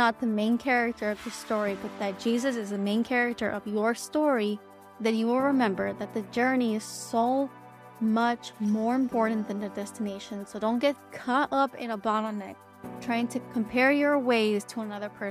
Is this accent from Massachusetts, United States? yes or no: no; South Florida, United States; I'm from South Florida.